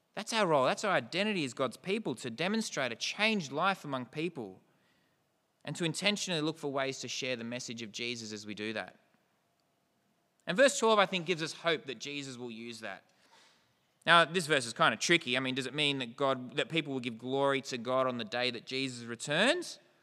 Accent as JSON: {"language": "English", "area": "New South Welshman", "region": "New South Wales", "country": "Australia", "said": "We don't predominantly see ourselves as Australian, as New South Welshman"}